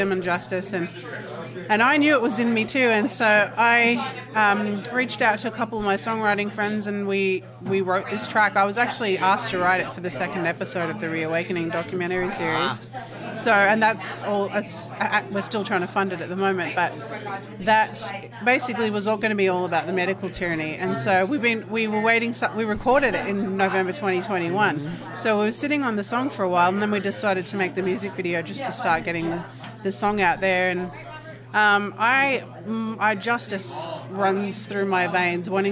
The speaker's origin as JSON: {"language": "English", "town": "Melbourne", "region": "Victoria", "country": "Australia", "accent": "Australian", "moved": "as an adult", "lives_now": "United States", "said": "I'm from Melbourne, Australia, and we moved here, my family and I, we moved here in 2016."}